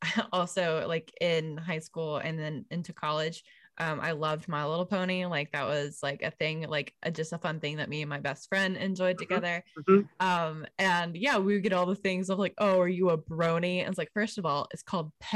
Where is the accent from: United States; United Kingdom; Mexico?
United States; growing up in America